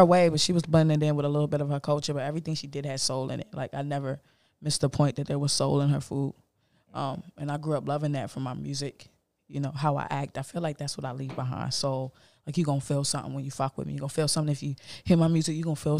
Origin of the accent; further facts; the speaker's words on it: Florida, United States; born there; because I was born in Florida, so it kind of works for me.